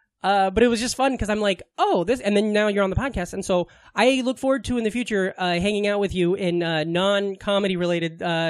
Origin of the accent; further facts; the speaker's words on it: United States; moved away; also born or lived in Omaha, Nebraska; I was born in Omaha.